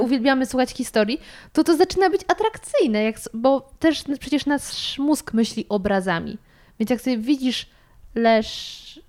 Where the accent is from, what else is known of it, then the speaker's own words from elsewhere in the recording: Sudetes, Poland; moved away; pochodzę z Sudetów